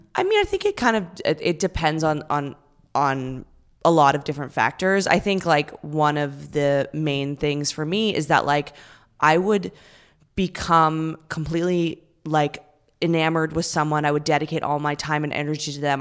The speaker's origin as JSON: {"language": "English", "town": "Vancouver", "region": "British Columbia", "country": "Canada", "moved": "as an adult", "lives_now": "New York, United States", "said": "I'm from Vancouver."}